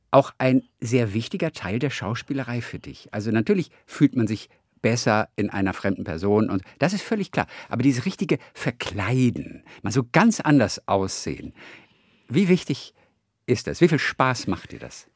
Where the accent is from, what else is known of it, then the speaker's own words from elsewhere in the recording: Northern Germany, Germany; ich bin Norddeutscher.